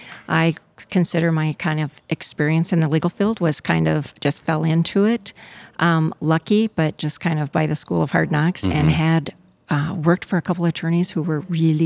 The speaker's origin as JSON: {"language": "English", "region": "North Dakota", "country": "United States", "said": "I'm from North Dakota."}